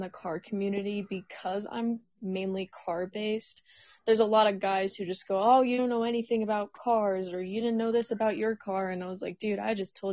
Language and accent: English; Austin, Texas, United States; moved away; also born or lived in Colorado; So I'm originally from Austin, Texas